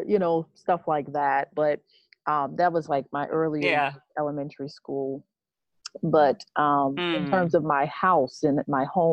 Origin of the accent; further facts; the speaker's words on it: Copiague, New York, United States; also born or lived in Brooklyn, New York / Boston; I grew up in Long Island. My whole life pretty much was spent in Long Island, New York, in Copaig.